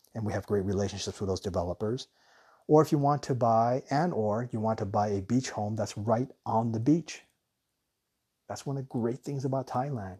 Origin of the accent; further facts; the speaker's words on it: Tucson, Arizona, United States; moved away; also born or lived in Guam / Hawaii; when we were young, we grew up in Tucson